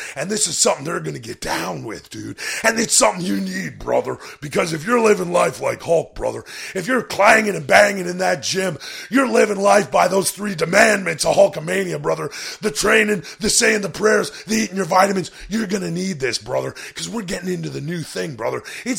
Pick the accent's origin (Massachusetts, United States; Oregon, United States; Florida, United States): Florida, United States; Tampa; he was a rival of mine back when I was growing up in Tampa, brother.